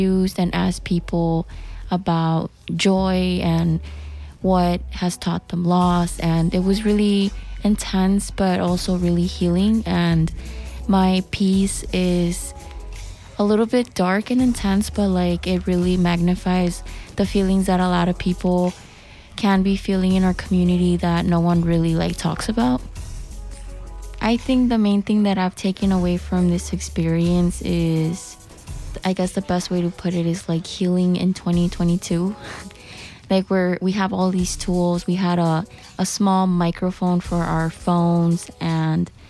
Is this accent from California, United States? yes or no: no; Chicago, Illinois, United States; I am from the Little Village community